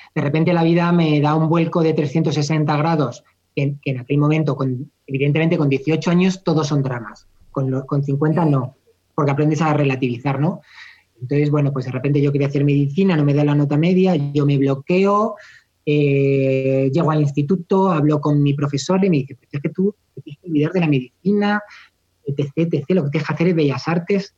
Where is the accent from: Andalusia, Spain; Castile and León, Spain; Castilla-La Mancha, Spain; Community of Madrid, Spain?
Community of Madrid, Spain; Madrid; Yo soy muy sevillano, soy de Madrid, pero soy muy sevillano, bajo mucho a Sevilla